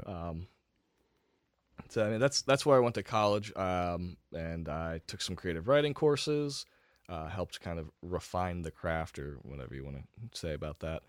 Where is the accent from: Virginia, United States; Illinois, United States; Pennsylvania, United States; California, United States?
Pennsylvania, United States; Lebanon County; also born or lived in Harrisburg, Pennsylvania / Shippensburg, Pennsylvania; I grew up in Lebanon County